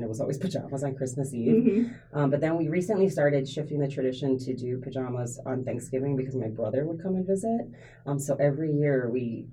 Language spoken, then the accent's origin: English; Hawaii, United States; I grew up in Hawaii, and I'm half Japanese